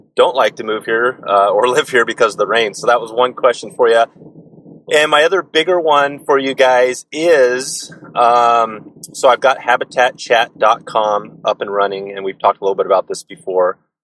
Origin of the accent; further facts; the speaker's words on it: Portland, Oregon, United States; I'm from Portland as well.